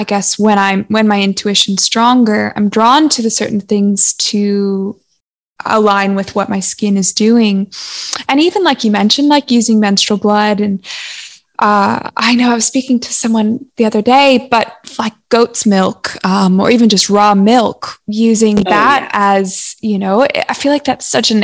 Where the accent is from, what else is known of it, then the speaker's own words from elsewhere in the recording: Los Angeles, California, United States; also born or lived in Santa Barbara; we grew up in Los Angeles and then we moved to Santa Barbara